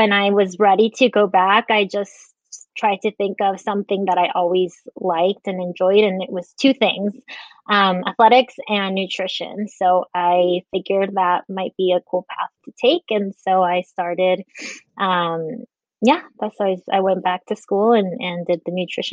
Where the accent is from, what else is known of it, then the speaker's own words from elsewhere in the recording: Las Vegas, Nevada, United States; also born or lived in Guatemala / Henderson, Nevada; we moved here from Guatemala and have been here ever since. I've traveled a little bit, but basically have been in Vegas all my life